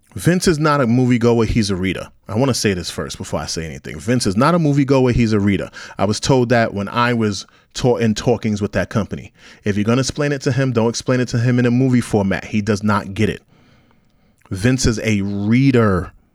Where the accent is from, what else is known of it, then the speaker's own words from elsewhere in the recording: New York City, New York, United States; I'm from Brownsville, Brooklyn, New York